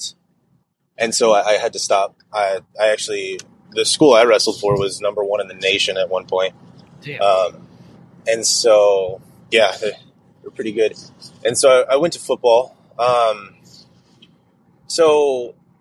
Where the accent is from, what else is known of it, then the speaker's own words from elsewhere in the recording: Clovis, California, United States; I grew up in Clovis, California, right? I went to Clovis High.